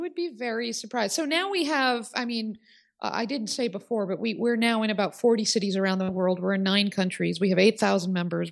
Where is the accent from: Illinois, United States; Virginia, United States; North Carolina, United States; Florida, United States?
Illinois, United States; Oak Park; my hometown of Oak Park, Illinois